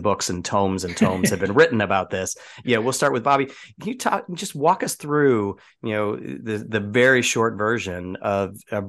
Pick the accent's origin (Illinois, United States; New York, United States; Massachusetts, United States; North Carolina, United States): Illinois, United States; Chicago; the city to the south where I grew up in Chicago